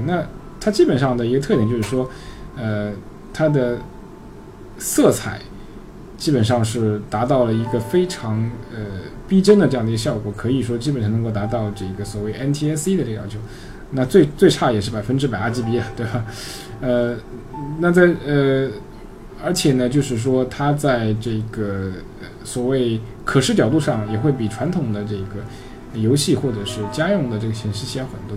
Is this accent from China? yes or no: yes; China; 我们中国人